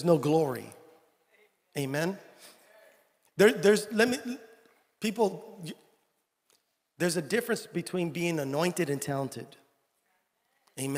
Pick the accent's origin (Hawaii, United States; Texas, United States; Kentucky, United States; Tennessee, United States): Texas, United States; San Benito; I'm from San Benito, Texas